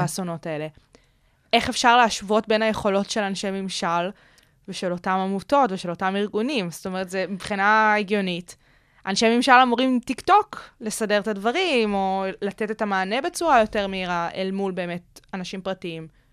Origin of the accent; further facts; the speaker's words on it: Israel; אצלנו בישראל